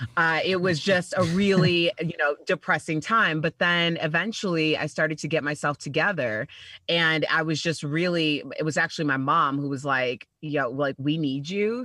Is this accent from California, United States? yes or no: no; Chicago, Illinois, United States; I'm from Chicago, and I started my radio career in Chicago at the Heritage Station, which like you know every city has one. So you know you grow up listening to these guys for like 20 years